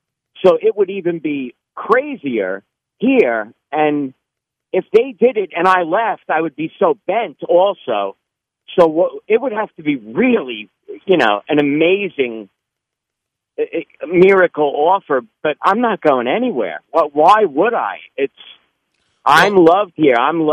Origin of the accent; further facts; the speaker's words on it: New York, United States; moved away as an adult; now in Spring, United States; living here now 16 years, I'm a transplant from New York